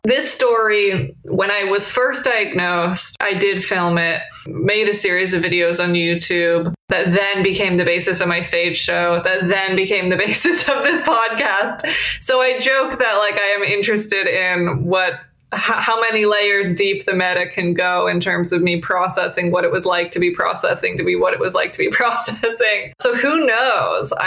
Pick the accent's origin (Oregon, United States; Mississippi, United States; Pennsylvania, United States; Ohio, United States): Oregon, United States; Portland; my hometown of Portland, Oregon